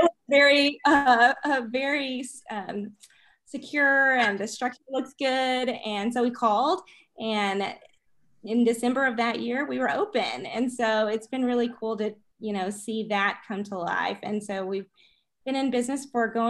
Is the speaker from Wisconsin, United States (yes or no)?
no; Arkansas, United States; moved away as an adult; also born or lived in Chicago; We're from Arkansas and we moved back in 2011